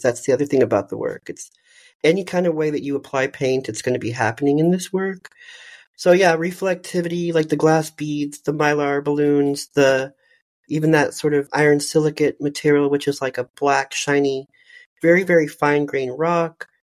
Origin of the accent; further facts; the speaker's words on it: McAllen, Texas, United States; moved away; also born or lived in Dallas, Texas; I'm from the Rio Grande Valley of South Texas